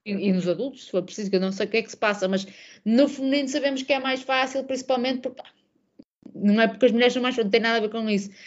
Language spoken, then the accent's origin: Portuguese; Portugal; born or raised there; moved away as an adult; also born or lived in London